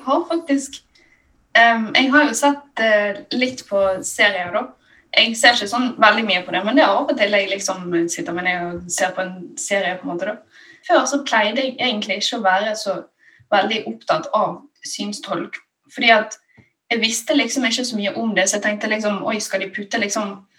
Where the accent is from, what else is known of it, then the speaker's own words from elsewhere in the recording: Bergen, Vestland, Norway; accent: Bergensk; jeg snakker jo bergensk